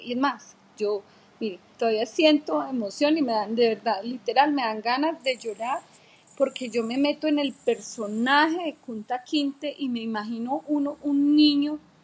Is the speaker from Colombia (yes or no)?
yes; Colombia; soy colombiana y como colombiana, mis raíces son desde allá